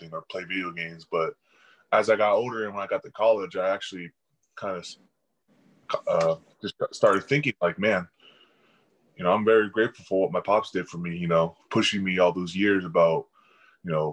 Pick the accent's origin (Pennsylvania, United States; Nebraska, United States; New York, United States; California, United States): California, United States; Chico; Chico, because everyone was kind of in the same area. I was the only one up north that far